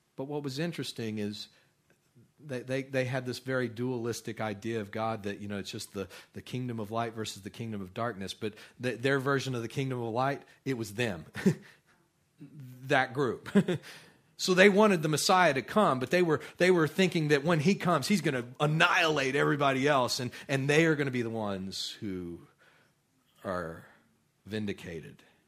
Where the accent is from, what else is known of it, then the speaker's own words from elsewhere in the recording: Midland, Texas, United States; I grew up out in Midland, Texas, and that place is pretty barren